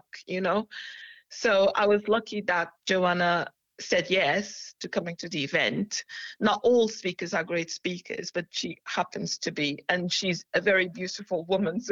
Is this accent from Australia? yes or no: no; Portugal; now in United Kingdom; I'm Portuguese, you see. I'm a Portuguese national. I'm a British national as well, but I'm a Portuguese national.